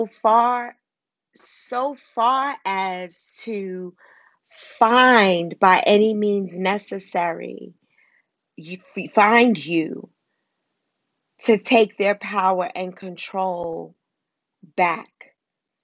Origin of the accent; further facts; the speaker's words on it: New York City, New York, United States; I grew up in Harlem and Wagner Projects